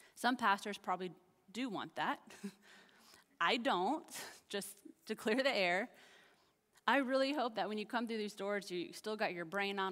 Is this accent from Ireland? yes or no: no; Kansas, United States; now in Texas, United States; I'm from Kansas.